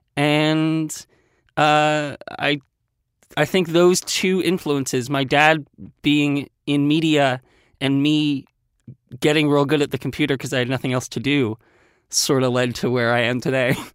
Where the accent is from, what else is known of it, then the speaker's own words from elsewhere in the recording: Westchester County, New York, United States; I grew up in Westchester County, New York